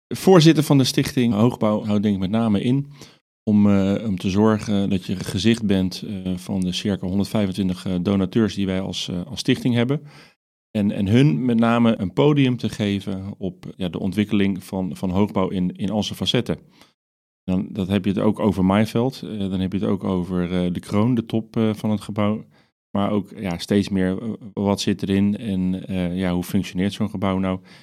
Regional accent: Netherlands; als Nederlanders

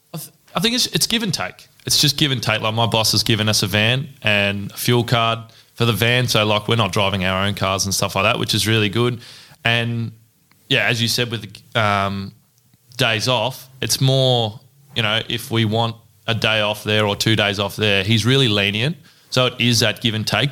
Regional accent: Ballarat, Victoria, Australia; born and bred in Ballarat.

